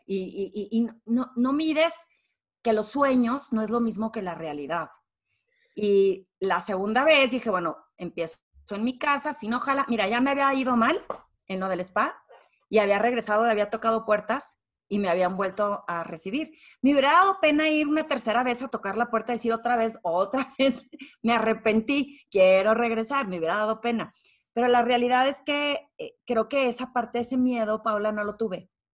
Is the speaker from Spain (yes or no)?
no; Torreón, Coahuila, Mexico; moved away as an adult; now in Mexico City, Mexico; soy de Torreón